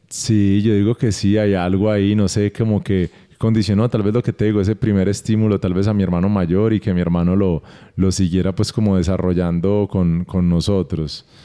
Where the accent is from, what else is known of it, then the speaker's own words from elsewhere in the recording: Barranquilla, Atlántico, Colombia; moved away; nosotros crecimos en Barranquilla, en otra ciudad